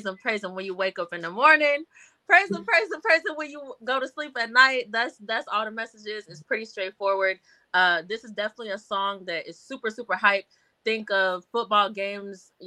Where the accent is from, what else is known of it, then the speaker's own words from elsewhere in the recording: Louisville, Kentucky, United States; I'm from Louisville. I love my city too